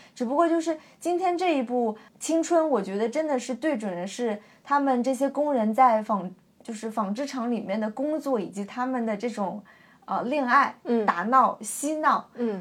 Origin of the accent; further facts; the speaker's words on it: China; 我作为一个中国人